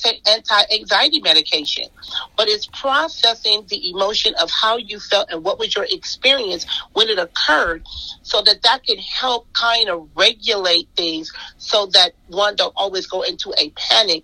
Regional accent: Compton, California, United States; I grew up in Compton

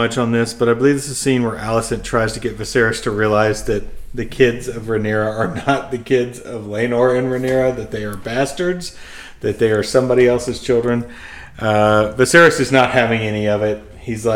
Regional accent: United States; we're not British. We're so, American

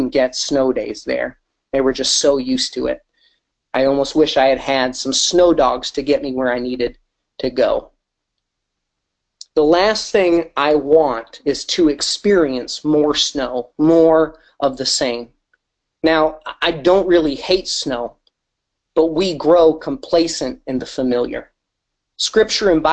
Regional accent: Wisconsin, United States; also born or lived in Michigan; now in St. Louis, United States; I grew up in Wisconsin and for a short time in Michigan

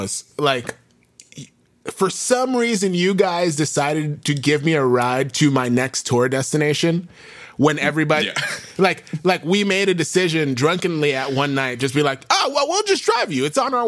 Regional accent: New York City, New York, United States; I grew up in New York

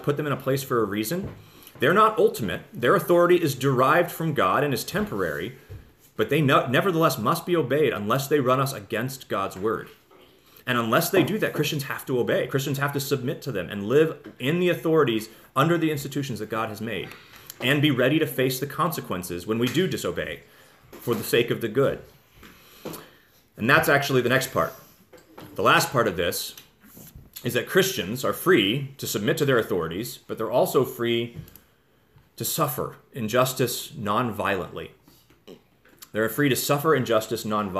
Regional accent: United States; we have as American people

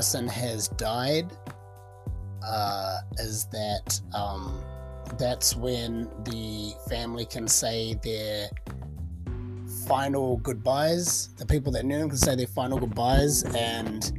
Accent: New Zealand; my home country of New Zealand

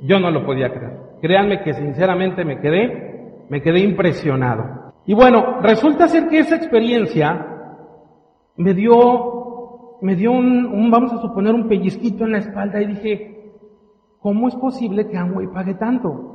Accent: Mexico

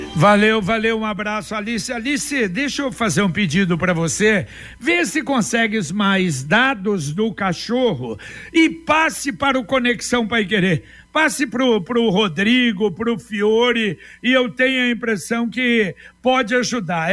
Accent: Minas Gerais, Brazil; sou mineiro

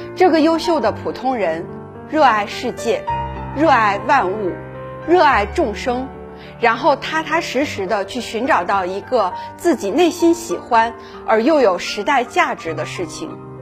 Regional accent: Greater Khingan forest area, Heilongjiang, China; moved away as an adult; also born or lived in Harbin / Beijing; 我是山区里长大的孩子，我在大兴安里林区里的生活非常单纯

